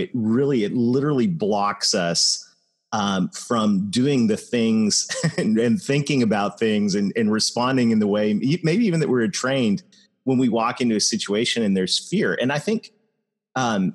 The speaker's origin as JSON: {"language": "English", "country": "Canada", "said": "I am Canadian"}